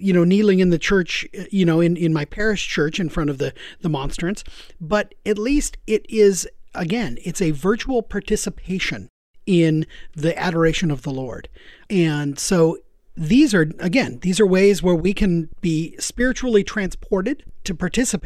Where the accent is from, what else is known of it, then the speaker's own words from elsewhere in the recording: Seattle, Washington, United States; growing up in Seattle